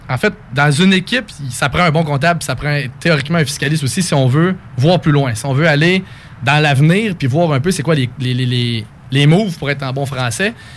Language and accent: French; Coaticook, Quebec, Canada; moved away as an adult; also born or lived in Sherbrooke; now in Quebec City, Canada; je viens de Quaticook en Estrie, la crème glacée